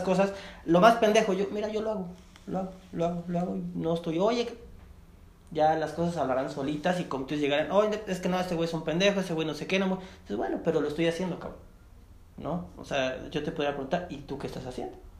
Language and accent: Spanish; Chiapas, Mexico; yo soy de Chiapas